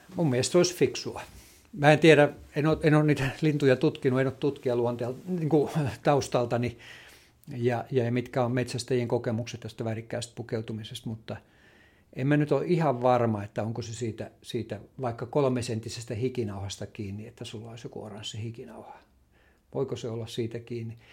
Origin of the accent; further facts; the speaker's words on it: Lammi, Kanta-Häme, Finland; mä itse tulen Lammilta